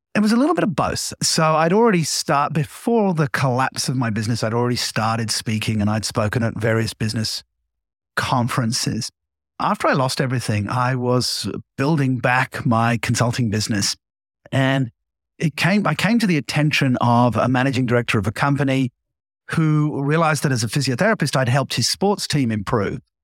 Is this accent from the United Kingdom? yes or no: yes; England, United Kingdom; growing up uh, as an Englishman